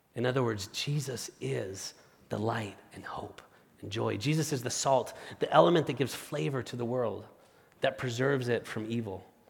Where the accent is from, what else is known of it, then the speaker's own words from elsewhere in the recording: Spain; moved away as an adult; now in United States; my wife, Marta, and I are originally from Spain